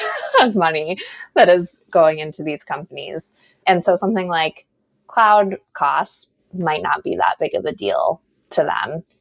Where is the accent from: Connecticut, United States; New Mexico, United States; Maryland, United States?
New Mexico, United States; moved away; I'm originally from New Mexico, so desert girl at heart